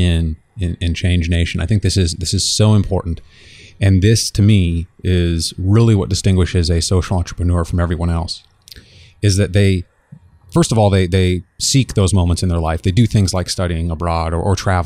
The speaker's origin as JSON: {"language": "English", "region": "Kansas", "country": "United States", "said": "we're both Kansans and you're a KU dude just like me"}